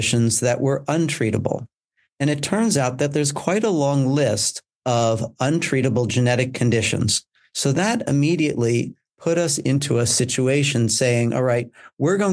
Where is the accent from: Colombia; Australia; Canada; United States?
United States; now in United Kingdom; I come from the United States, as my accent will clearly demonstrate